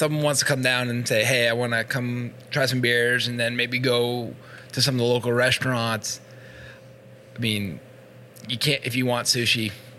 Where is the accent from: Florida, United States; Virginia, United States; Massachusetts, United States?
Massachusetts, United States; Revere; also born or lived in Marblehead, Massachusetts; I grew up in Revere and then Marblehead in high school.